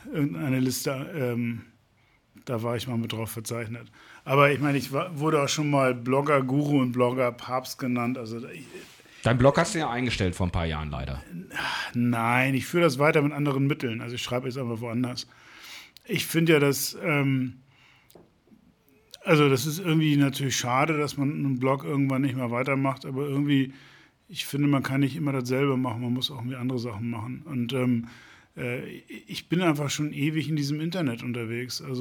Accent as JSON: {"language": "German", "town": "Mölln", "region": "Schleswig-Holstein", "country": "Germany", "lives_now": "Hamburg, Germany", "said": "Nee, aber ich komme aus dem, aus dem Speckgürtel, aus Mölln. Das ist ähm, 65 Kilometer entfernt von hier. Ähm, also ehemaliges Zonenrandgebiet."}